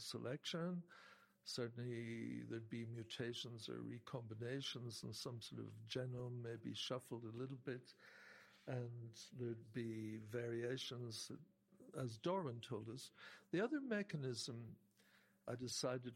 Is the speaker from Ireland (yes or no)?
yes; Ireland; I'm from Ireland